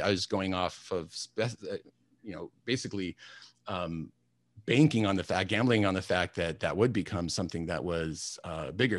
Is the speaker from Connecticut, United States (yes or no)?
no; Alaska, United States; I grew up in Alaska, which is not a usual thing.